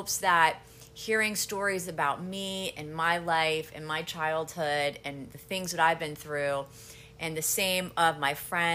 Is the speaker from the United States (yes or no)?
yes; Pittsburgh, Pennsylvania, United States; moved away as an adult; also born or lived in Miami, Florida; now in Aventura, United States; I'm originally from the Squirrel Hill section of Pittsburgh